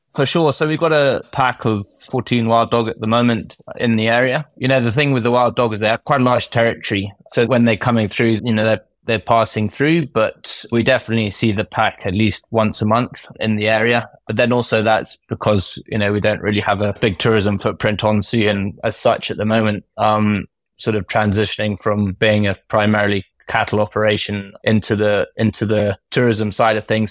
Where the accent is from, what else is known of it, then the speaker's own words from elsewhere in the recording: Kenya; I grew up in, I grew up in Kenya.